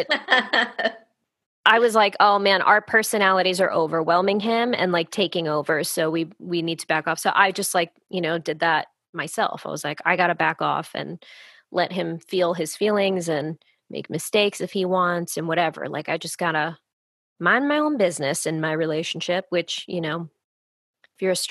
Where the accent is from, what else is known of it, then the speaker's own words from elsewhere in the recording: United States; as an American